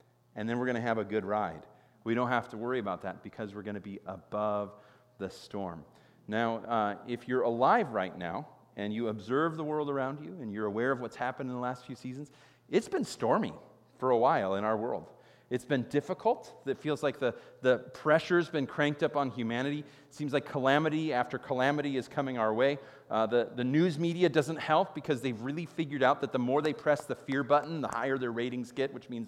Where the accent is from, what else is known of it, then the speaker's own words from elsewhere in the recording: Chicago, Illinois, United States; I grew up in Chicago, and Chicago is known as the Windy City